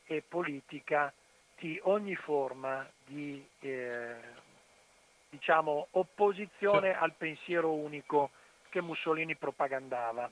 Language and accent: Italian; near Ostuni, Apulia, Italy; io, eh, sono originario della Puglia, vicino a Stuni, un paese molto conosciuto dal punto di vista turistico